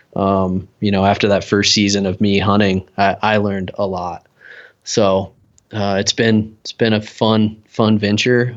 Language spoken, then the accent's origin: English; East Coast, United States; now in Salt Lake City, United States; most of my childhood growing up on the East Coast